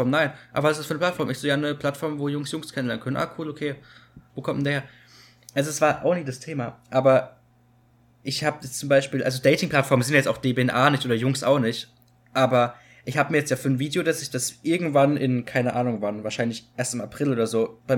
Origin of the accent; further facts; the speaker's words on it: Cologne, North Rhine-Westphalia, Germany; ja, okay, ich komme aus Köln.